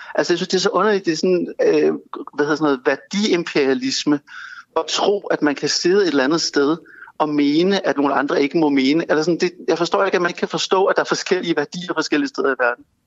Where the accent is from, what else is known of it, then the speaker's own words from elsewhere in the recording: Denmark; vi som danskere